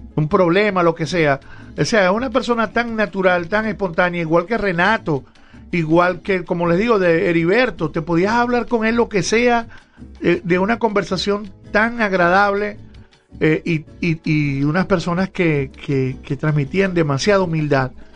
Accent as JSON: {"language": "Spanish", "region": "Zulia", "country": "Venezuela"}